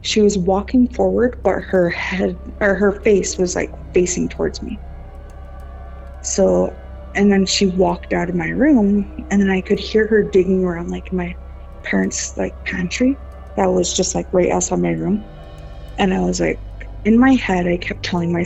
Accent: Browning, Montana, United States; I grew up on the Blackfeet Reservation in Browning, Montana.

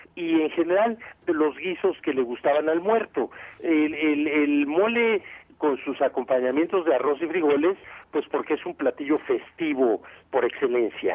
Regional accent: Mexico City, Mexico; moved away as an adult; now in Morelos, Mexico; aunque somos de la Ciudad de México, pues ya tenemos 16 años aquí, así que ya somos por ley morelenses

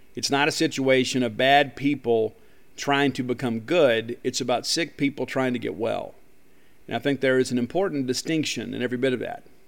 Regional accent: Columbia, Mississippi, United States; my hometown of Columbia, Mississippi

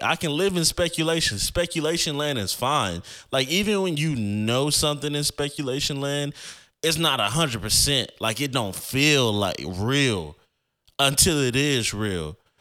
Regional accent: Florida, United States; I grew up in Florida

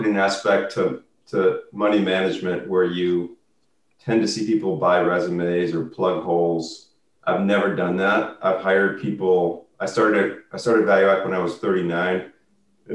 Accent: Chicago, Illinois, United States; I grew up in Chicago.

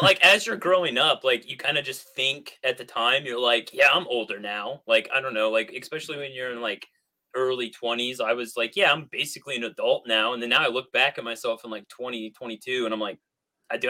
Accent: Southern Illinois, United States; I grew up in Southern Illinois in this small ass town

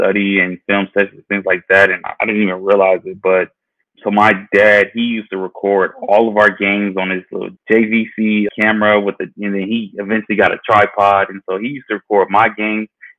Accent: Georgia, United States; I was born and raised in Georgia

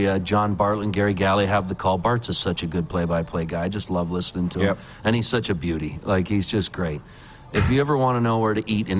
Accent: Port Dover, Ontario, Canada; moved away as an adult; also born or lived in Toronto; now in Calgary, Canada; But I grew up in Southern Ontario

